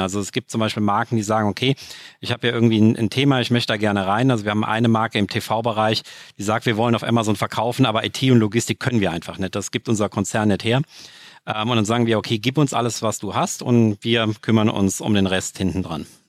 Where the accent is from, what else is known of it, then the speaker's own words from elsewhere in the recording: Saarland, Germany; bei uns im Saarland